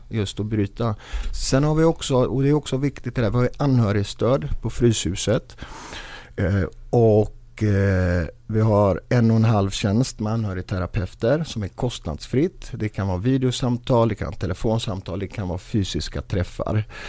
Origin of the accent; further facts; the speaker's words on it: Gothenburg, Västra Götaland, Sweden; Jag är själv uppvuxen i Biskopsgården, finaste området.